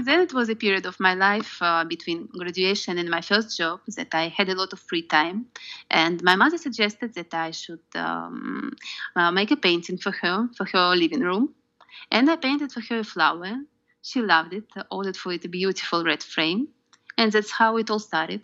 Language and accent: English; Moscow Oblast, Russia; English is a second language; moved away; also born or lived in Zurich, Switzerland; I was born in Russia, in a small town in the Moscow region, and moved to Moscow when I was 14.